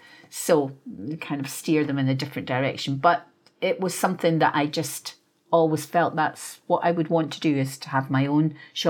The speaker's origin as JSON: {"language": "English", "town": "Perth", "region": "Scotland", "country": "United Kingdom", "tie": "born or raised there", "said": "I was born and raised in Scotland. And I was raised by my father and mother. My father was Scottish and my mother was part English. So they had come from London and they were army people. So we grew up in Perth because they had a barracks there."}